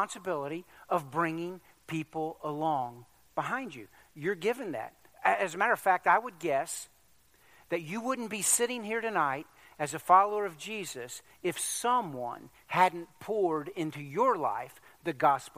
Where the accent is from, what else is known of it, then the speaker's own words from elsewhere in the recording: Virginia Beach, Virginia, United States; growing up in Virginia Beach at that church